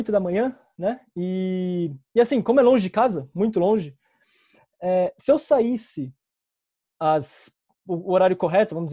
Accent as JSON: {"language": "Portuguese", "region": "São Paulo", "country": "Brazil", "said": "Bom, eu sou da Zona Leste de São Paulo, São Miguel Paulista."}